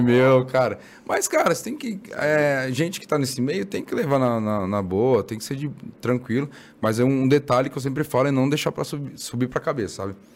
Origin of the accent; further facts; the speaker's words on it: São Paulo, Brazil; now in Mogi das Cruzes, Brazil; eu nasci na, na Zona Leste, na, em Guaianazes. Guaianazes. Bem lá no, na Leste. Hoje eu moro em Mogi.